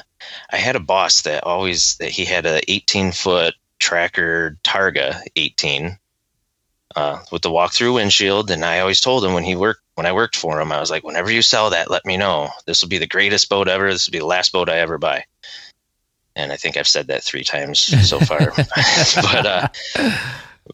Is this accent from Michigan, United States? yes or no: yes; Wyandotte, Michigan, United States; I grew up in Wyandotte up until 10th or till I was in fifth grade.